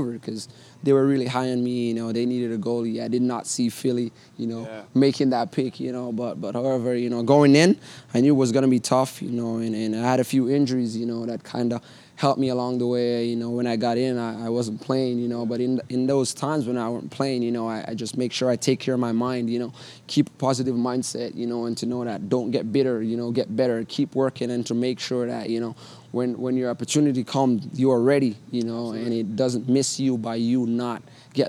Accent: Jamaica; moved away as an adult; also born or lived in Connecticut; Even leaving Jamaica, going to Connecticut was very tough. You know, I'm going from nice, hot Jamaica

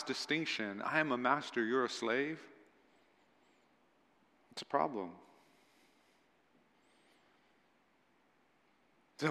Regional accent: United States; I'm an American

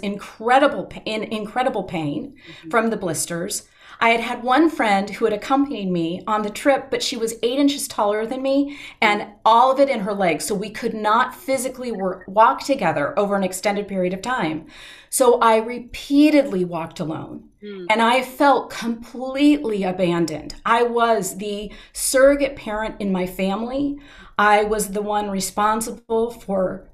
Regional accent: South Dakota, United States; moved away as an adult; also born or lived in Vienna, Austria / Madrid, Spain; I grew up in South Dakota

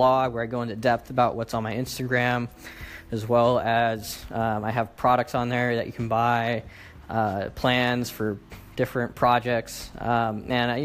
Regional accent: Sacramento, California, United States; I am from Sacramento, California

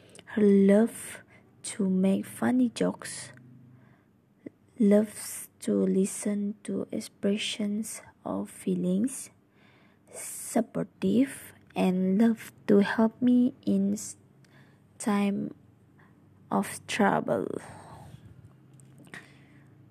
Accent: Sarawak, Malaysia; I'm from Sarawak

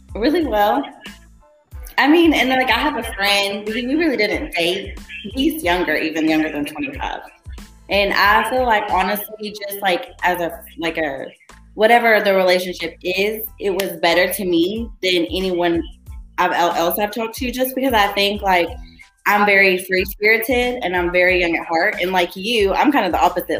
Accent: Sherman, Texas, United States; I'm from Little Sherman, Texas, single mother of four

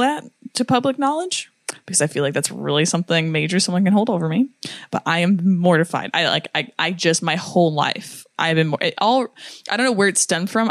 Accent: United States; I'm American

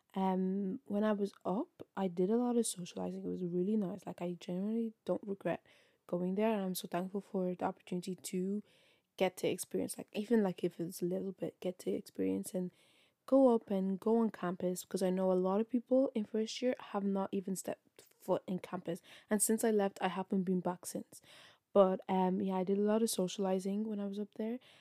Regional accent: Ireland; I'm from Ireland

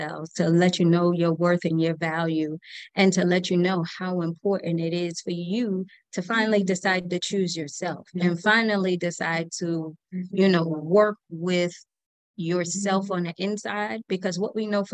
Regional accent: New York City, New York, United States; now in Atlanta, United States; I was born and raised in New York City, the best city in the world

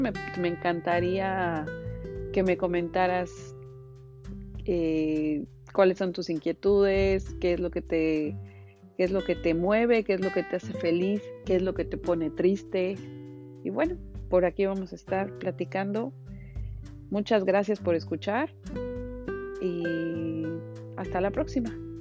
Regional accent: Mexico; moved away as an adult; now in Miami, United States; soy mexicana y bueno, tengo cuatro años viviendo en Estados Unidos, vivo en Miami específicamente

